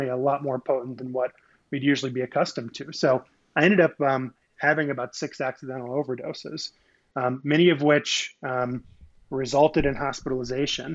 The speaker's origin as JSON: {"language": "English", "region": "Midwest", "country": "United States", "tie": "born or raised there", "said": "I grew up in the Midwest."}